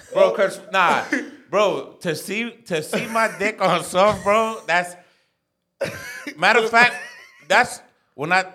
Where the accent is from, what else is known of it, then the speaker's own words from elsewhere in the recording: New York City, New York, United States; I grew up in East New York